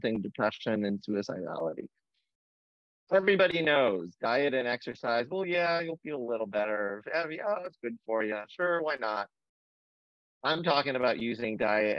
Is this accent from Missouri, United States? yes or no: no; Fort Wayne, Indiana, United States; moved away as an adult; also born or lived in St. Louis; now in Boston, United States; I grew up in the Midwest in Fort Wayne, Indiana.